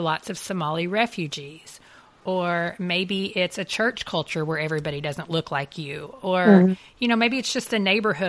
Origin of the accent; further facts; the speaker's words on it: United States; as an American Christian myself